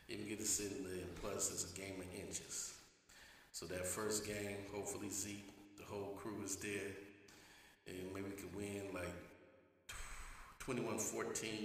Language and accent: English; the Bay Area, California, United States; We're originally from the Bay